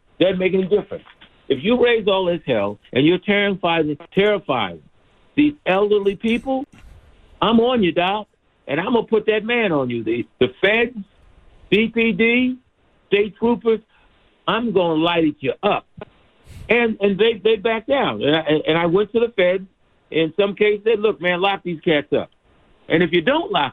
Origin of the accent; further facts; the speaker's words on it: Philadelphia, Pennsylvania, United States; also born or lived in Dorchester, Boston; now in Boston, United States; I'm from Philly. I was born in Boston, but raised really in Philadelphia.